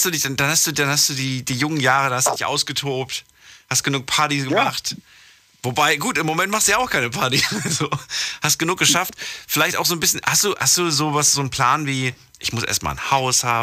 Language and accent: German; Stuttgart, Baden-Württemberg, Germany; Ich komme aus Stuttgart.